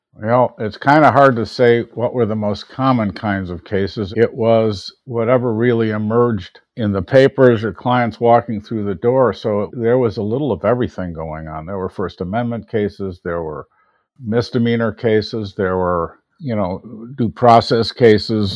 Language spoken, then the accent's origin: English; Park Forest, Illinois, United States; also born or lived in Chicago, Illinois; I was born on the north side of Chicago in the Rogers Park area. Mm-hmm. And we moved to the south suburbs, a place called Park Forest